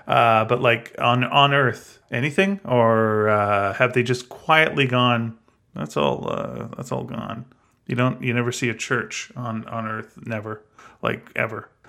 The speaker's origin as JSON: {"language": "English", "country": "Canada", "said": "I'm Canadian, I'm proud"}